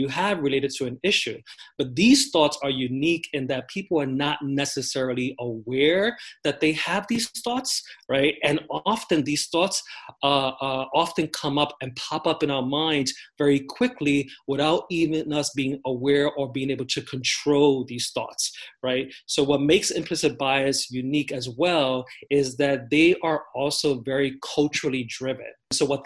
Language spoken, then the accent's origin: English; New York City, New York, United States; So I grew up in the Bronx, in New York City, in the South Bronx, New York City